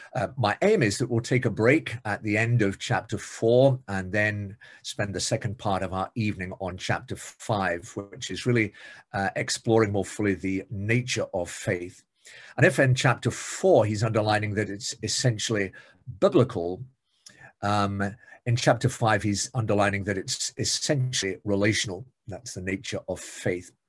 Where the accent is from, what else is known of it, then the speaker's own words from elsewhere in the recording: Scotland, United Kingdom; being Scottish